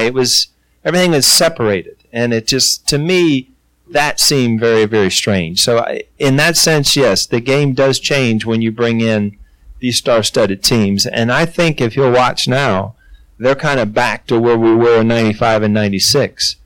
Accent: Ohio, United States; also born or lived in Cincinnati, Ohio / New York; I grew up in Ohio. I was playing almost for the hometown team

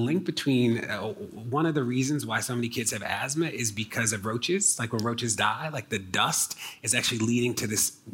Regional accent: Maryland, United States; my home state of Maryland

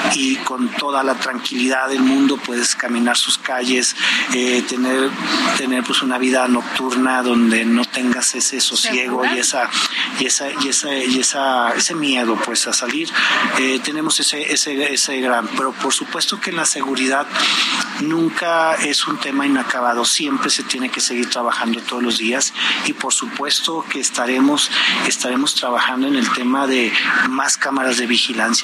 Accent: Durango, Mexico; soy un duranguense, orgullosamente duranguense, que siempre he estado en Durango

